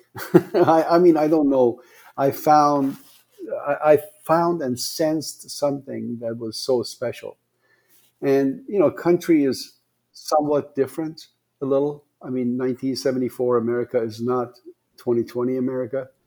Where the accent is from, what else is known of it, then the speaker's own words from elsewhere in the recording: Tehran, Tehran Province, Iran; English is a second language; moved away as an adult; also born or lived in Iranian Azerbaijan / Portland, Oregon; now in Las Vegas, United States; I was born in the southern Azerbaijan. That's northern part of Iran, and then uh, moved to the capital of uh, Iran, that's Tehran, when I was six years old, uh, and then moved to Portland, Oregon, when I was 18 years old